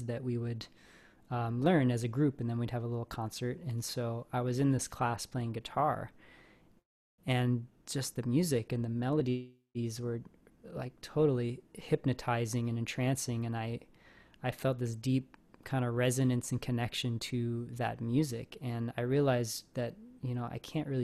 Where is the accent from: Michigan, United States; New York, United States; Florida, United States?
Michigan, United States; Traverse City; moved away as an adult; now in California, United States; I'm from a little town that's just a half hour from Interlochen called Traverse City. That's where I grew up